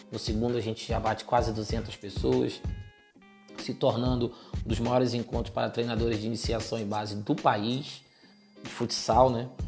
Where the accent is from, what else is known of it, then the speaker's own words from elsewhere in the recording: Cabo Frio, Rio de Janeiro, Brazil; hoje sou casado, tenho dois filhos, moro em Cabo Frio é, sou nascido e criado em Cabo Frio, inclusive.